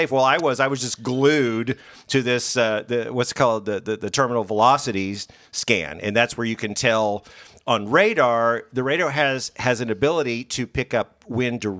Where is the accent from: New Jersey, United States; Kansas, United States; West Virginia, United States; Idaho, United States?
Kansas, United States; now in Missouri, United States; I was born and raised in Kansas.